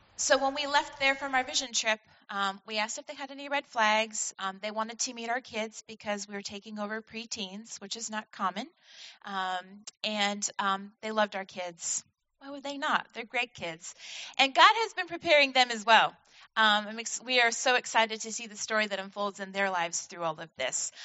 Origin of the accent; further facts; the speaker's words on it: Vermont, United States; moved away as an adult; now in Washington, United States; I was born and raised in Vermont to um, a family of dairy farmers.